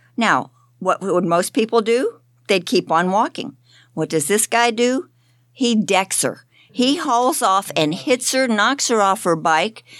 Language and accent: English; Florida, United States; I'm from Florida.